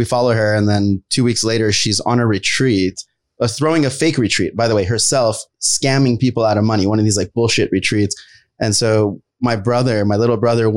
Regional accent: San Jose, California, United States; also born or lived in Los Angeles; I was born in San Jose. And then I go through my life story, which is, you know, I was in San Jose, moved to LA.

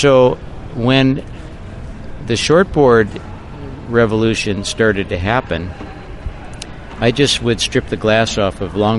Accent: Santa Barbara, California, United States; now in Half Moon Bay, United States; Because I was raised in Santa Barbara, and that's where my business was, people think of me as a Santa Barbara guy. Well, I've lived in Half Moon Bay for about, I think, since 1980.

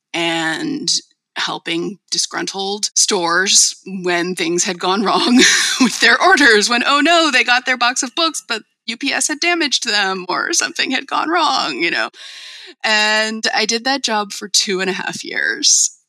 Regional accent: El Cerrito, California, United States; I grew up in the Bay Area in the town of El Cerrito

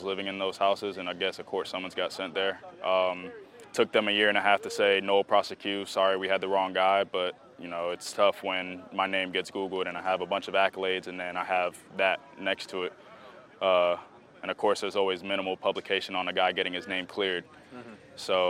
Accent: Miami, Florida, United States; I'm from Miami

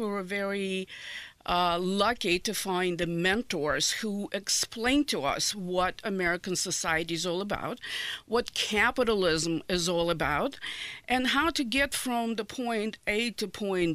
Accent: Odesa, Odesa Oblast, Ukraine; English is a second language; moved away as an adult; now in Indianapolis, United States; So, I was born in Odessa, Ukraine. Lived there for 23 years. Came to the United States, to Indianapolis in 1989

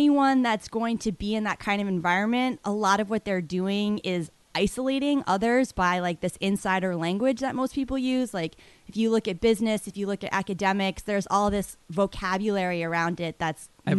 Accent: Boston, Massachusetts, United States; I'm more of a New York person. I grew up in Boston, right.

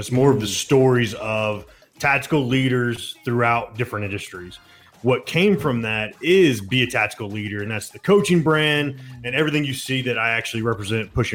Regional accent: Atlanta, Georgia, United States

